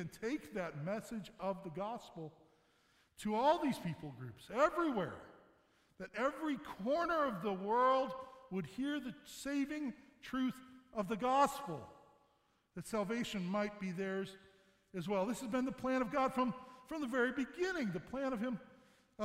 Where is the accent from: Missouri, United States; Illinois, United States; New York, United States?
Missouri, United States; St. Louis; now in Michigan, United States; I'm from Missouri. I'm from St. Louis. We moved here about 14 years ago.